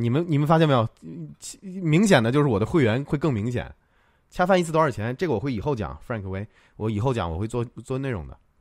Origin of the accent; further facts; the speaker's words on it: Tianjin, China; 我老家也是天津的